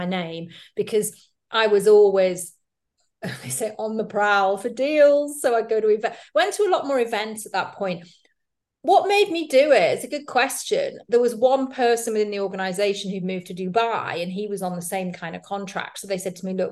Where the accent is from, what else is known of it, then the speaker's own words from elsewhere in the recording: United Kingdom; accent: British; moved away as an adult; now in Madrid, Spain; I'm British. You can probably tell by the accent, although some people think I'm Irish or Australian, mainly Americans